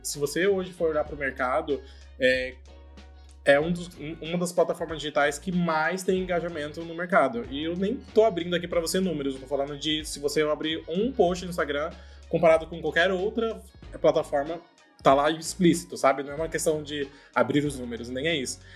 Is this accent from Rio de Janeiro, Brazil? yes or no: no; Cuiabá, Mato Grosso, Brazil; moved away as an adult; now in São Paulo, Brazil; Eu sou de Cuiabá, Mato Grosso